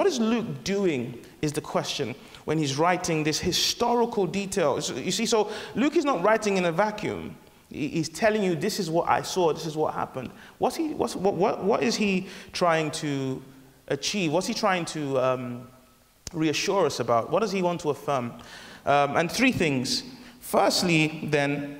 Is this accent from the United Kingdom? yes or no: no; Nigeria; I'm Nigerian